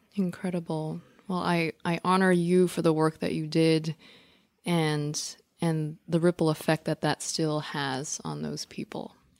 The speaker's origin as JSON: {"language": "English", "town": "New York City", "region": "New York", "country": "United States", "said": "I'm a New Yorker and we're recording this in New York City."}